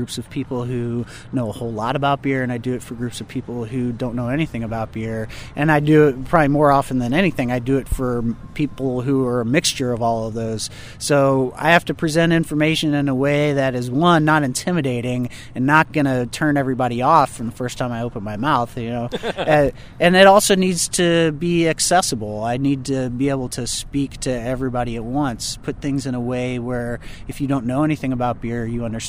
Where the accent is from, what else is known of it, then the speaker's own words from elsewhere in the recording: Missouri, United States; also born or lived in Cape Girardeau, Missouri / Ste. Genevieve, Missouri / St. Louis, Missouri; now in Kansas City, United States; I'm originally from the St. Louis area. I was born in Cape Girardeau, Missouri